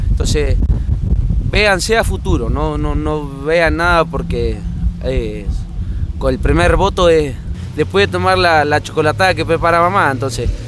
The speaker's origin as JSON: {"language": "Spanish", "town": "Santa Rosa", "region": "La Pampa", "country": "Argentina", "said": "soy eh, de Santa Rosa La Pampa"}